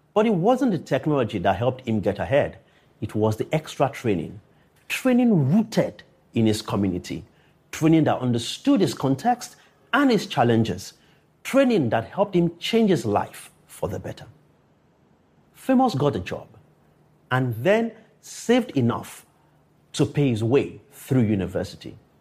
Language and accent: English; Akure, Ondo, Nigeria; growing up in Akure, a town three hundred fifty kilometers from Lagos